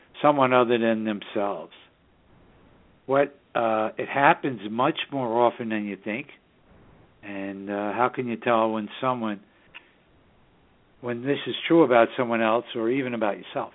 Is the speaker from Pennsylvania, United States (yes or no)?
no; New York City, New York, United States; now in Southern Hudson Valley, United States; the northern suburbs of New York City, my hometown